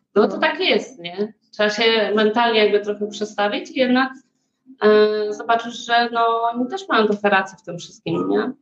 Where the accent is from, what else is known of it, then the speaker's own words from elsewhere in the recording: Warsaw, Masovian Voivodeship, Poland; moved away as an adult; now in Sweden; ja jestem z Warszawy